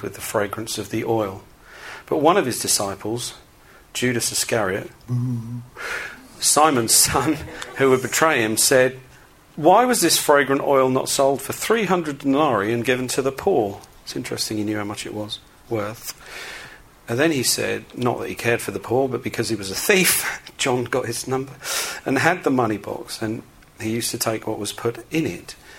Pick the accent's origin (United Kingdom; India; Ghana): United Kingdom; England; I'm pretty English.